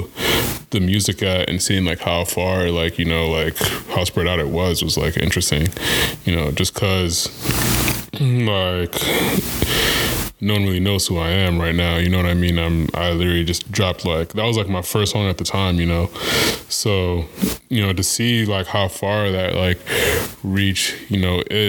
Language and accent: English; Kenya; moved away; I am Kenyan